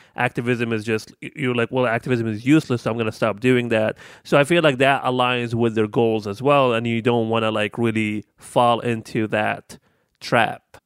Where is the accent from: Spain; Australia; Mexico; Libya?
Libya; moved away as an adult; I am thirty-one years old, and I am from Libya, and I've been here for seven years.